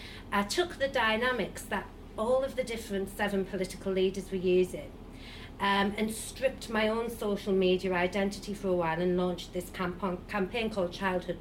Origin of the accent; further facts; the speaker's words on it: Sunderland, North East England, United Kingdom; moved away; I'm from Sunderland and everyone's pro-Brexit that I grew up